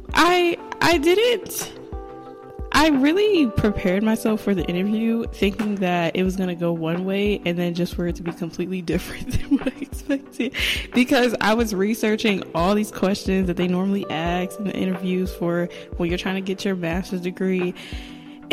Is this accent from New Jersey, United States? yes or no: yes; New Jersey, United States; also born or lived in Delaware; I'm from New Jersey, but I went to college at Delaware State University